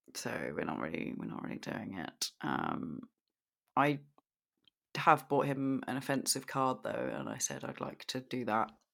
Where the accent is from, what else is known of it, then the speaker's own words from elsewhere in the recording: United Kingdom; I'm the Brit